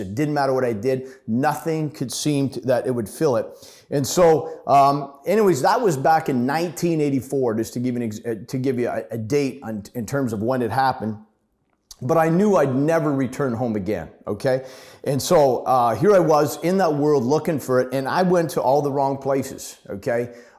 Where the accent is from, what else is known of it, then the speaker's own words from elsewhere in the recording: Ottawa, Ontario, Canada; born there; So anyways, a little bit about my story. I was born in Ottawa, but like I said, about 50 years ago.